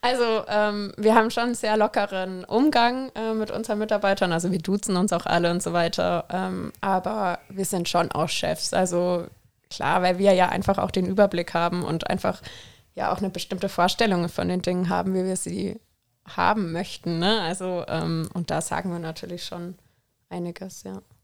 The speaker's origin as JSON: {"language": "German", "region": "Southern Germany", "country": "Germany", "moved": "as an adult", "lives_now": "Koblenz, Germany", "said": "ich komme ja auch aus dem Süden von Deutschland"}